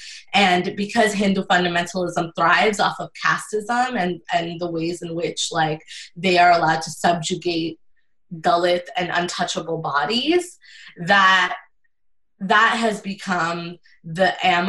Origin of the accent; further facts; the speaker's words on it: New York City, New York, United States; I grew up on the Jackson Heights Flushing line